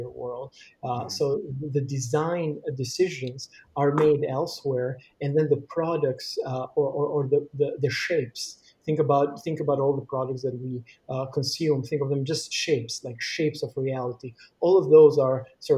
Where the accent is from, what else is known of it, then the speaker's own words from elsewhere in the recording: Albania; growing up in Albania during the 90s